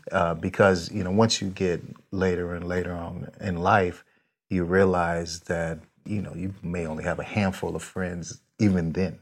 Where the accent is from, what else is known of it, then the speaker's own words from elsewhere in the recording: San Jose, California, United States; now in Vista, United States; born there, but I'm from there. I, I went to high school there, middle